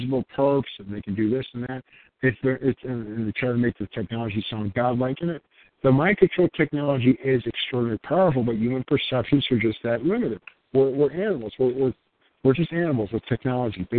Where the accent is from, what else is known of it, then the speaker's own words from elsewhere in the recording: United States; I'm a guy who happens to be born American